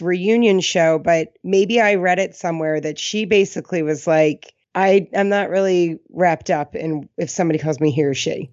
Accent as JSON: {"language": "English", "region": "East Coast", "country": "United States", "accent": "East Coast", "said": "My East Coast accent."}